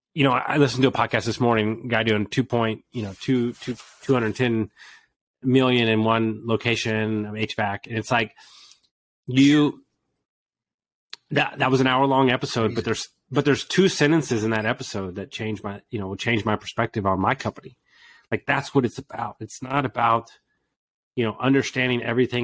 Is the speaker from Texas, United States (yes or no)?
yes; Houston, Texas, United States; I grew up in Houston, Texas